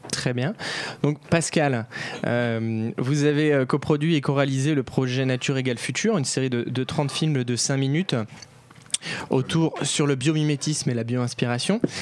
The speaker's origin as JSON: {"language": "French", "country": "France", "said": "on est français"}